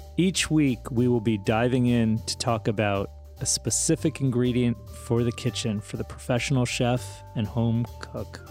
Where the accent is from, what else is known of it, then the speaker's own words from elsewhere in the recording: Larchmont, New York, United States; I grew up in Larchmont, New York